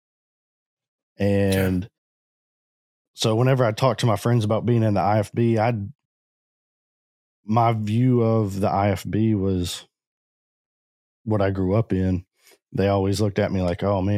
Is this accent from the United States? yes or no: yes; Orange, Texas, United States; also born or lived in Jefferson County, Texas / Newton County, Texas; I grew up in Southeast Texas in the Orange area. Grew up and have lived here my entire life.